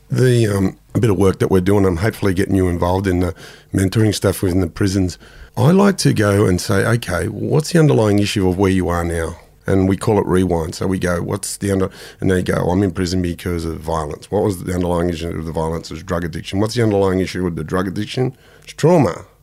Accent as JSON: {"language": "English", "town": "Sydney", "region": "New South Wales", "country": "Australia", "tie": "born or raised there", "said": "growing up in Mount Druitt, there was plenty of families like"}